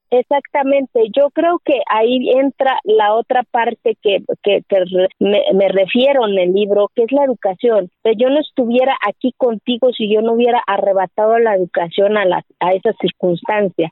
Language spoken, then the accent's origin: Spanish; Santa María Quiegolani, Oaxaca, Mexico; first language Zapotec; Spanish is a second language; moved away; soy mujer, que soy indígena y que soy de Kiegolani y que hablo mi lengua materna que es el zapoteco